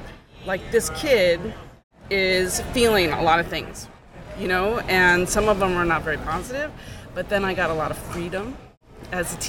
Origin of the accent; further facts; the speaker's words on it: New York, United States; that's where I grew up, in Soho, Greenwich Village, Lower East Side